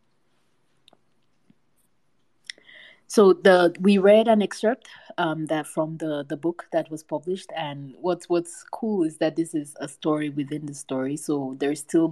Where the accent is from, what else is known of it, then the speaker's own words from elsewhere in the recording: Cameroon; moved away; my home country of Cameroon.